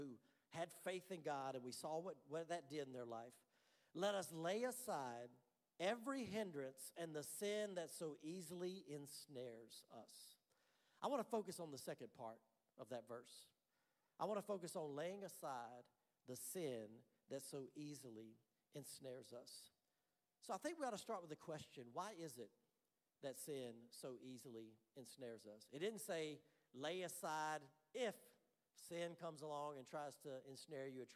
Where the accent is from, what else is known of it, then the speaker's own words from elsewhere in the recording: Louisiana, United States; moved away; also born or lived in North Carolina; I grew up in Louisiana, so I'm from the deep south. We moved to North Carolina, and though it was north, it's still the south.